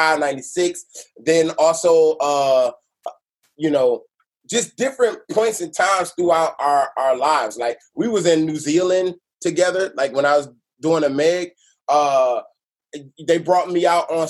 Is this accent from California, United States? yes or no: no; Detroit, Michigan, United States; also born or lived in Los Angeles / Grand Rapids; I was born in Detroit, 2 months old. My mom took my ass away from my damn crazy ass daddy